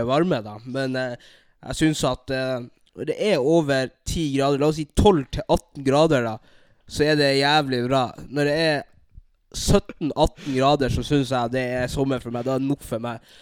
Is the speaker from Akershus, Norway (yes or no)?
no; Narvik, Nordland, Norway; accent: nordlending dialect; moved away as an adult; also born or lived in Bodø / Burundi (ancestry); now in Halden, Norway; jeg er født i Bodø. Bodde her i to år. Så jeg oppvoksa i, nei, i Narvik, der jeg bodde i 13 år.